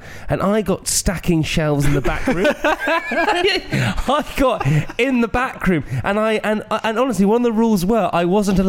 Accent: Oxford, South East England, United Kingdom; I was born in the John Radcliffe in Oxford.

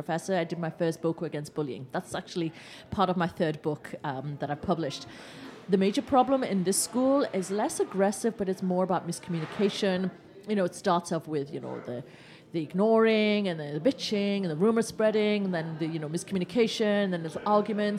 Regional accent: England, United Kingdom; I was born in England.

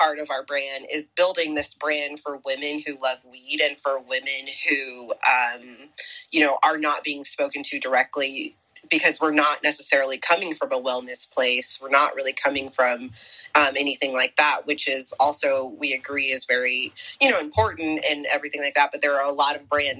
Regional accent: Oakland, California, United States; I grew up in Oakland.

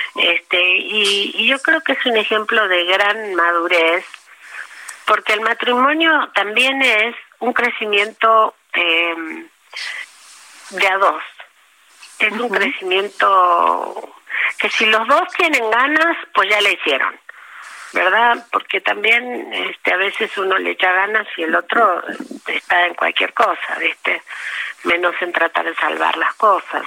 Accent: Patagonia, Argentina; born or raised there; moved away as an adult; also born or lived in Trelew, Argentina / Buenos Aires, Argentina; now in Mexico

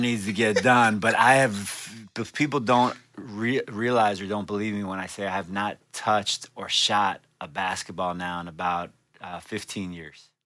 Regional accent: Miami, Florida, United States; born in Miami, raised in Miami, uh, grew up in uh, Miami Beach, North Bay Village area

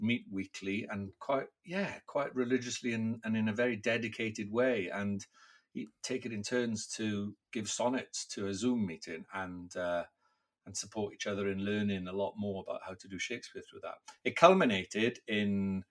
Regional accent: Wales, United Kingdom; first language Welsh; English is a second language; I'm Welsh, and performing is very much a part of Welsh life, especially growing up speaking Welsh

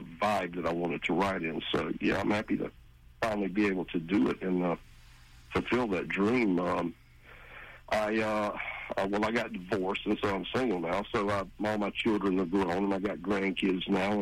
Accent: Jacksonville, Florida, United States; also born or lived in St. Augustine, Florida / Yulee, Florida; I was born in Jacksonville

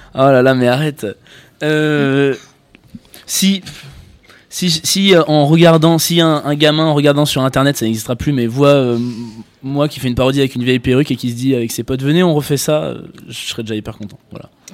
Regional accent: France; J'ai 28 ans, je suis français

